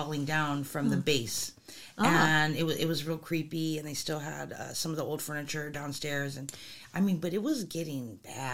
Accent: Los Angeles, California, United States; If I'm truly from California, I'm from Los Angeles

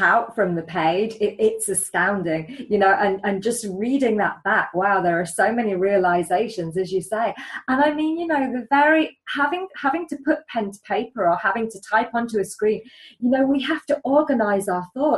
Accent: England, United Kingdom; I'm English

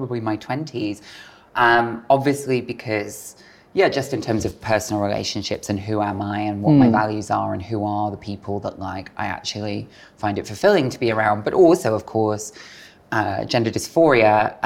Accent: Bristol, South West England, United Kingdom; moved away as an adult; Growing up in Bristol, my adolescence was quite an unhappy one looking back

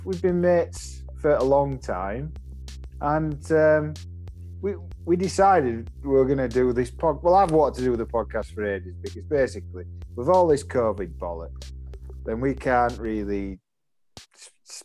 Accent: Yorkshire and the Humber, United Kingdom; we're both obviously from West Yorkshire

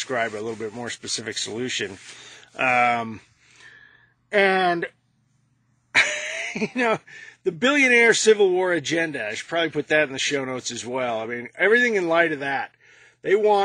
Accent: United States; I'm an American Yellow Vest

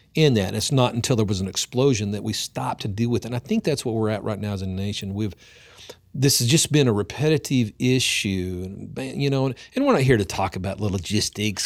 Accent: Oklahoma, United States; here in my hometown

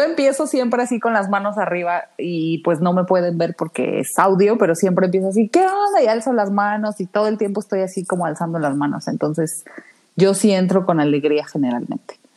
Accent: Mexico; como mexicanos nos distinguen

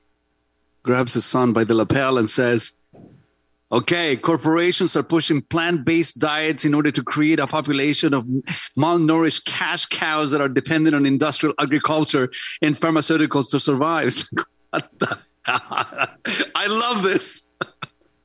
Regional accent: Santiago, Santiago Metropolitan Region, Chile; English is a second language; now in Canada; growing up in Santiago, Chile, in gang-ridden

